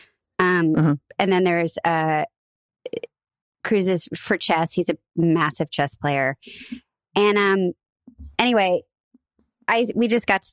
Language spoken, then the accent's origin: English; Bellevue, Nebraska, United States; moved away; I hail from Bellevue, Nebraska